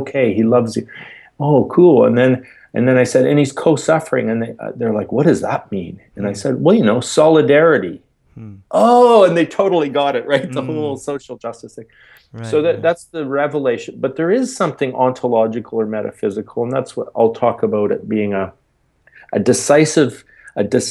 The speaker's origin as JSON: {"language": "English", "country": "Canada", "said": "I'm Canadian"}